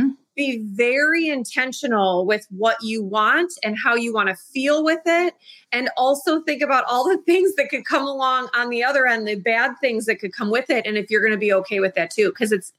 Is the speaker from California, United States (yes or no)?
no; Chicago, Illinois, United States; my hometown of Chicago